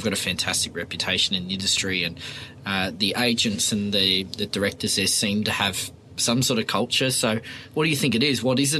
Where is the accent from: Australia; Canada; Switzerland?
Australia; Sydney, New South Wales; I grew up in Oyster Bay and lived there for 18 years.